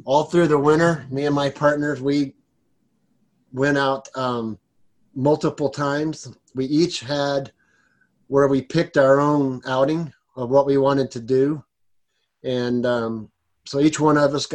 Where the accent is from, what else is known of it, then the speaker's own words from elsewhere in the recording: South Texas, United States; now in Colorado, United States; I grew up in South Texas